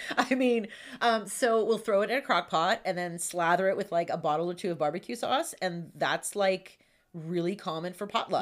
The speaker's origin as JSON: {"language": "English", "town": "Pittsburgh", "region": "Pennsylvania", "country": "United States", "tie": "born or raised there", "accent": "Pittsburghese", "said": "I'm born and raised in Pittsburgh"}